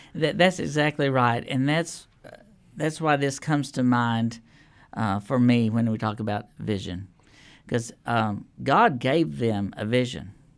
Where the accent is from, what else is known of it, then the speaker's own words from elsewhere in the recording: Lubbock, Texas, United States; now in Nashville, United States; I grew up in Lubbock, Texas